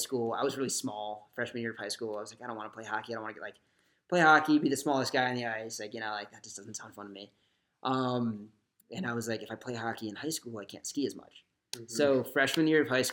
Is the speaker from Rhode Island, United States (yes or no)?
yes; Rhode Island, United States; moved away; I'm from Rhode Island